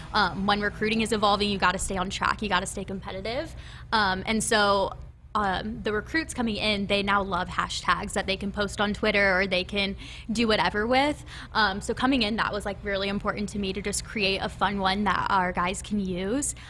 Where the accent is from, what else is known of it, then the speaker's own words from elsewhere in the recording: Elkhorn, Nebraska, United States; also born or lived in Florida; I was born and raised in Nebraska, um, originally from Elkhorn, Nebraska